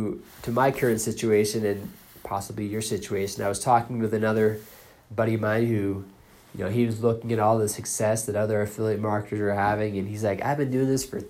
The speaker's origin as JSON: {"language": "English", "town": "Boston", "region": "Massachusetts", "country": "United States", "tie": "born or raised there", "said": "I grew up in Boston"}